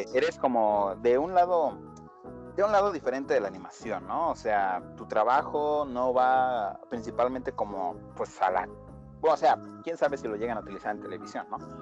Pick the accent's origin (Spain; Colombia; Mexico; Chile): Mexico; Aguascalientes; somos del estado de Aguascalientes y somos bien pinches orgullosos de ser de ahí